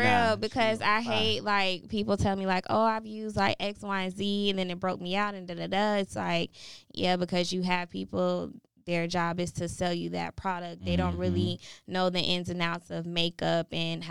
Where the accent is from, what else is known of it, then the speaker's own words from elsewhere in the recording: Tampa, Florida, United States; born and raised in Tampa, Florida